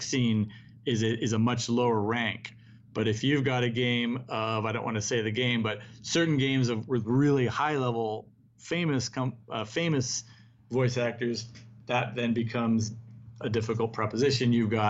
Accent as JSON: {"language": "English", "country": "United States", "said": "as an American"}